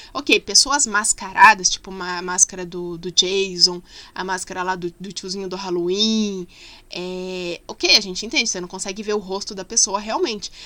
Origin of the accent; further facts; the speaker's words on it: Curitiba, Paraná, Brazil; sou curitibana.